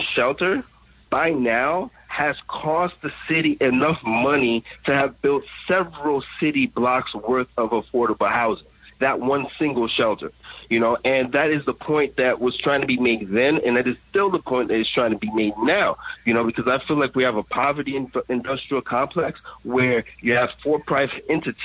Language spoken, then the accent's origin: English; New York City, New York, United States; I'm from East Flatbush, born and raised in East Flatbush my whole entire life